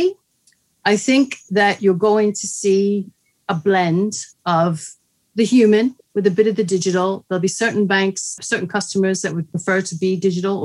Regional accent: New York, United States; moved away; I'm from New York, although my dad was Italian

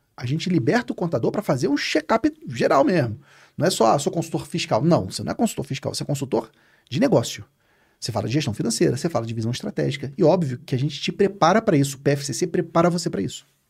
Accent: Rio de Janeiro, Brazil; Eu sou carioca

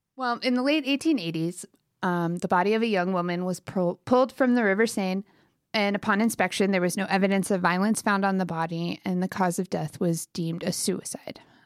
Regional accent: United States; I'm very American

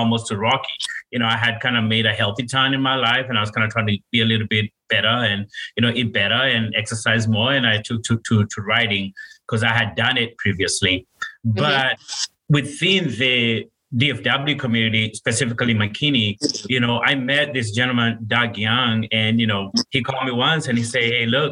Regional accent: Kenya; moved away as an adult; I'm from Kenya, born and raised, and I moved over here when I was 19 years old.

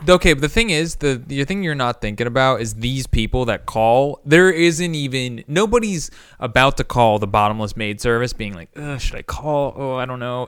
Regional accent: Indiana, United States; now in Cincinnati, United States; growing up in Indiana

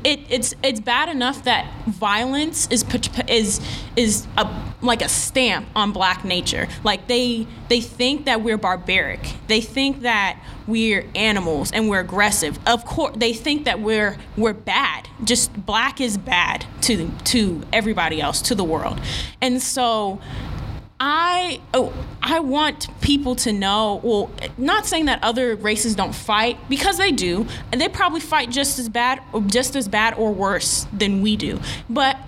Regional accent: New York, United States; moved away as an adult; now in Texas, United States; I'm from New York

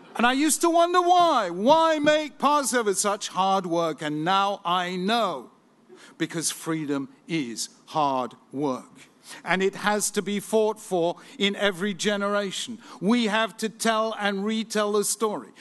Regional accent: England, United Kingdom; as an Englishman

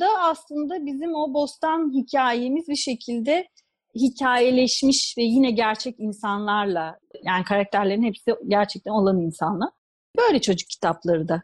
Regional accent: Istanbul, Turkey; moved away as an adult; also born or lived in Ankara; now in Rome, Italy; Yani İstanbul'da doğdum, Ankara'da okudum, Roma'da büyüdüm diyebilirim. Yani 20 senedir, 20-21 senedir Roma'da yaşıyorum.

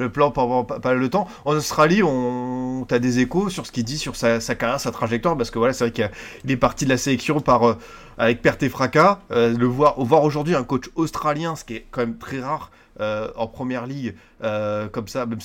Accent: Bordeaux, Nouvelle-Aquitaine, France; qui m'avait bien plu en tant que Bordelais, donc ça fait bien plaisir.

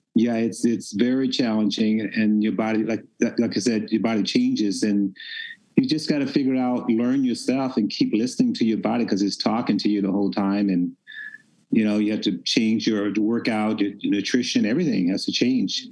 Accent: Memphis, Tennessee, United States; I was raised in Memphis, Tennessee

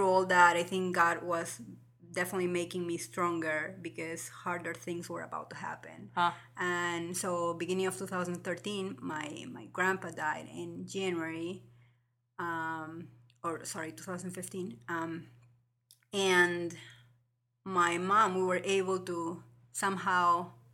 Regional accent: Lima, Peru; moved away as an adult; also born or lived in Des Moines, Iowa; now in Ames, United States; from Lima, Peru. I was born and raised there. And I came here to the U.S. almost like 13 years ago in 2003.

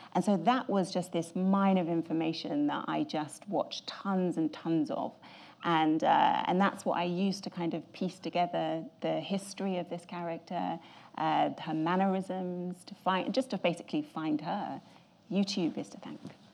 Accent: England, United Kingdom; I'm very English

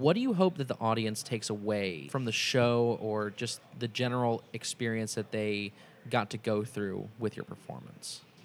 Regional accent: Indianapolis, Indiana, United States; now in Cincinnati, United States; I'm originally from Indianapolis

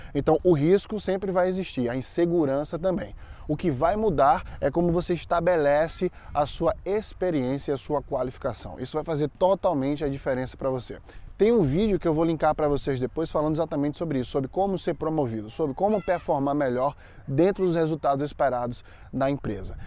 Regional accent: Maceió, Alagoas, Brazil; moved away as an adult; now in United States; lá em Maceió, onde eu nasci e fui criado

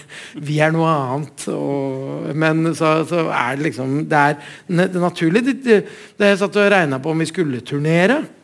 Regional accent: Oslo, Norway; moved away; also born or lived in Gjøvik; Jeg er skikkelig Oslo-gutt

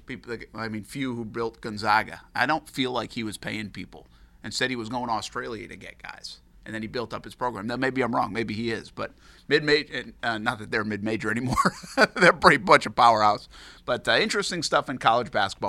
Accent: Rhode Island, United States; moved away; I'm growing up in Rhode Island now

